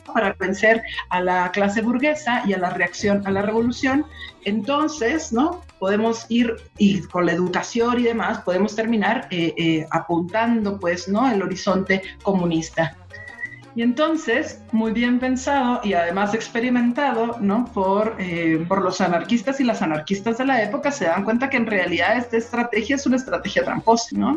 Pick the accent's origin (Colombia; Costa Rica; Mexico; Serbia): Mexico; Sonora; now in Mexico City, Mexico; yo soy de Sonora